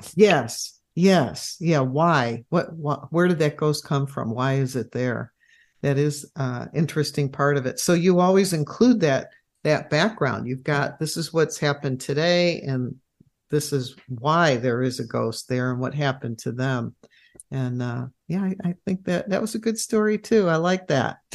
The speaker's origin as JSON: {"language": "English", "town": "Chicago", "region": "Illinois", "country": "United States", "said": "my home state, Illinois"}